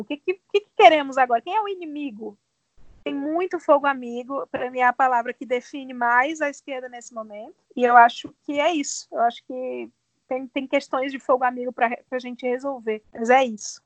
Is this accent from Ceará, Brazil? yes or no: yes; Ceará, Brazil; now in São Paulo, Brazil; Também sou cearense